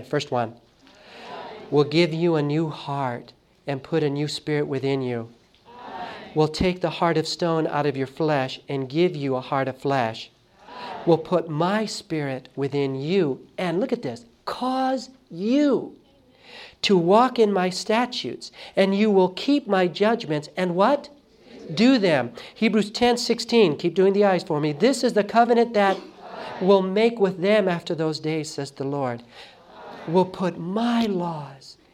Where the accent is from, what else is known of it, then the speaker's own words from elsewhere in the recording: Los Angeles, California, United States; I grew up in Los Angeles